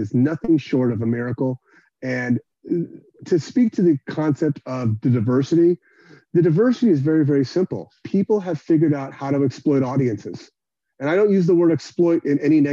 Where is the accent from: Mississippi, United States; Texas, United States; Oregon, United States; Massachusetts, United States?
Texas, United States; Houston; now in Austin, United States; I'm from Houston